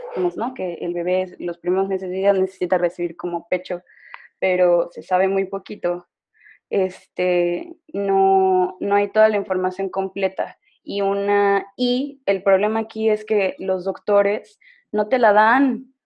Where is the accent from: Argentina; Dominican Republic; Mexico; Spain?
Mexico; San Luis Potosí; moved away as an adult; now in Mexico City, Mexico; Soy de San Luis Potosí, pero tengo seis meses que me fui a residir a la Ciudad de México por trabajo de mi pareja